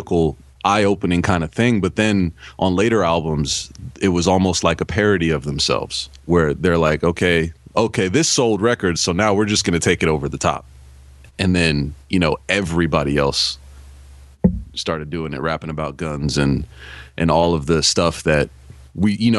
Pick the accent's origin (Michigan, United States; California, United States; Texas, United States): California, United States; Bay Area; growing up in California in the Bay Area